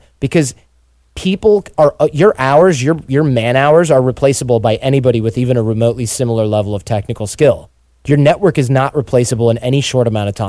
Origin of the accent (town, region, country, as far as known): Detroit, Michigan, United States; born or raised there